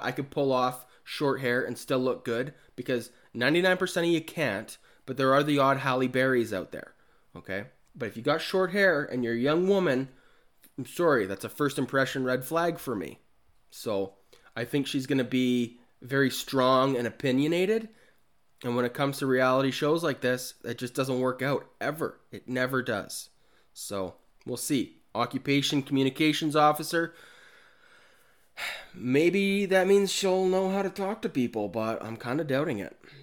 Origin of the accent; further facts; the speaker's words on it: Kamloops, British Columbia, Canada; my hometown, Kamloops